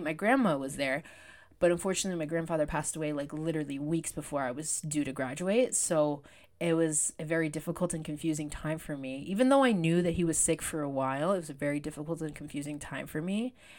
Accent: Canada; I was born in Canada

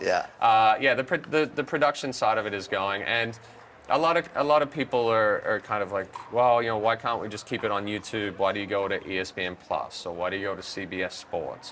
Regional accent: Australia; moved away as an adult; now in California, United States; I grew up in Australia

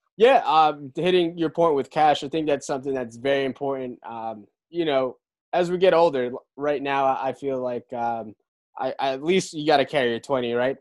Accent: Brick, New Jersey, United States; in Brick, New Jersey, in my hometown

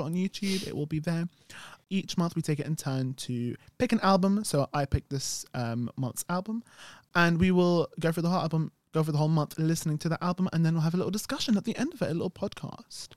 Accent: United Kingdom; We're British

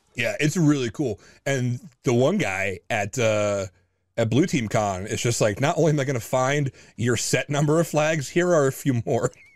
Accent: New Jersey, United States; I'm native New Jersey.

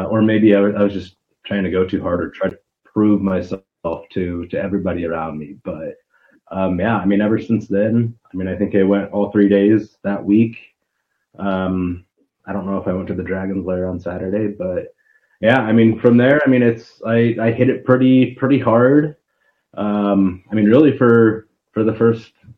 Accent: Ogallala, Nebraska, United States; also born or lived in Kearney, Nebraska; I grew up in Ogallala

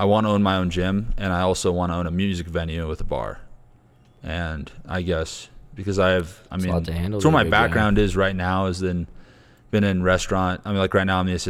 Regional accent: Nebraska, United States; born or raised there; moved away

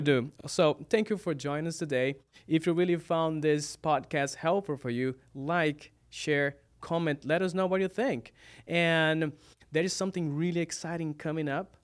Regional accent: Brazil; English is a second language; moved away as an adult; now in United States; I'm from Brazil. This is you know sometimes people see me stumbling about you know some words because English is my second language.

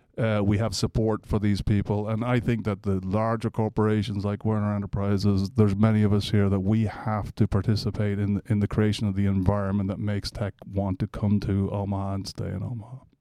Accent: Ireland; moved away as an adult; also born or lived in Atlanta, United States; now in Nebraska, United States; I'm Irish originally, so I came here in nineteen ninety-four.

